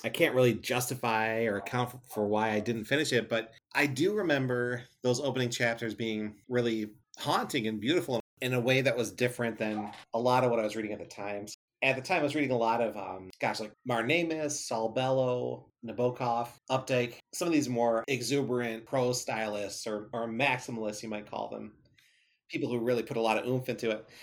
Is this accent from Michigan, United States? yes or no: yes; Michigan, United States; also born or lived in Grand Rapids, Michigan; I live in Grand Rapids, Michigan, born and raised in Michigan, and, uh, moved a little bit all over the state